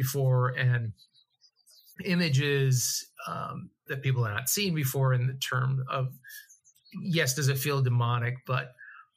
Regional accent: Massachusetts, United States; moved away; We're both from Massachusetts

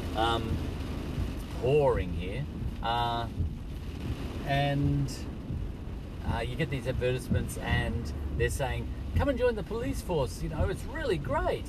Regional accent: Australia; I'm just Australian

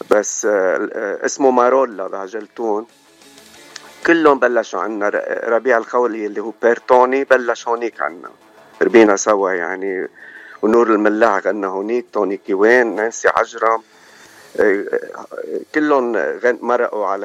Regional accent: Ajaltoun, Keserwan-Jbeil, Lebanon; moved away; اوكي انا من عجلتون كسروان لبنان وجينا بايام الحرب

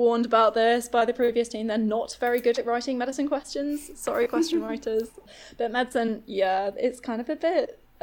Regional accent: Manchester, North West England, United Kingdom; moved away as an adult; also born or lived in London; Manchester is my hometown

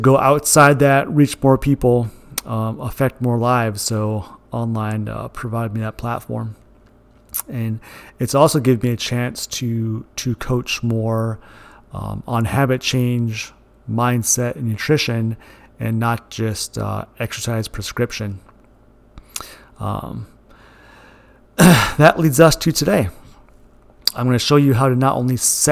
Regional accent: Moorhead, Minnesota, United States; also born or lived in Glyndon, Minnesota; I was born in Moorhead, Minnesota. I went to Dilworth Glendon Felton High School in Glendon, Minnesota

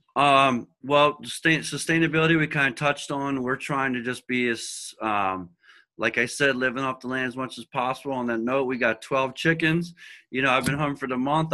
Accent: Philadelphia, Pennsylvania, United States; moved away as an adult; also born or lived in Boston; now in Cape Cod, United States; I'm from Philadelphia. I moved to Boston to follow my older son, Aiden.

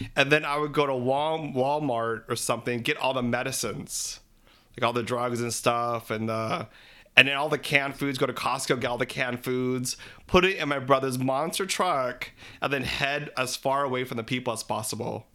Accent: Philippines; We're three Filipino gay guys

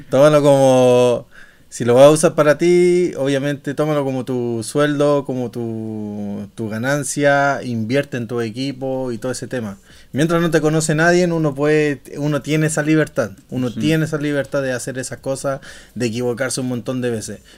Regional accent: Santiago, Santiago Metropolitan Region, Chile; now in Stockholm, Sweden; Y yo soy de Chile, chileno chileno, weón.

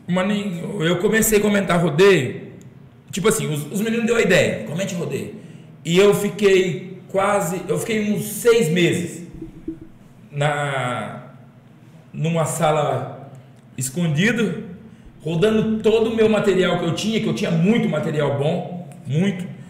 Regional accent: Monções, São Paulo, Brazil; now in Macaubal, Brazil; na cidade que eu resido hoje, uma cidade que eu sou apaixonado, que a cidade chama Macaubal, pertinho da minha cidade natal, que é Monções

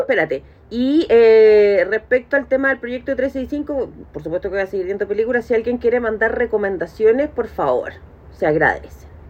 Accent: Chile; uno como chileno

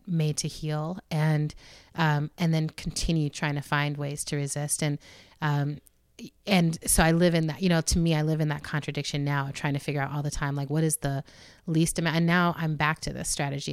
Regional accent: United States; as an American

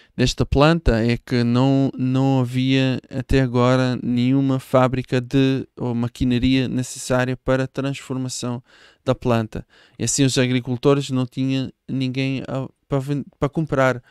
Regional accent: Israel; Portuguese is a second language; moved away as an adult; now in Portugal; eu sou de Israel. Uh, com 21 ou 22 uh, ah, deixei o país

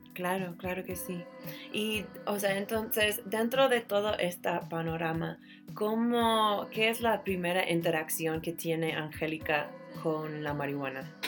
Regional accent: San Francisco, California, United States; soy californiana

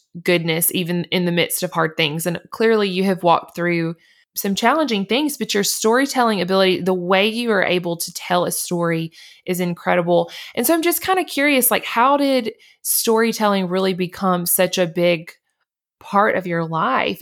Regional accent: Montgomery, Alabama, United States; I grew up in Alabama in Montgomery

